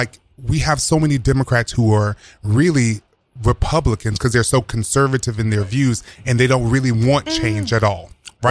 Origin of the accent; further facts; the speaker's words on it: the South, United States; I'm a Democrat, but it's really like, I really am progressive, but there's a part of me that's conservative in some of my views because I'm from the South.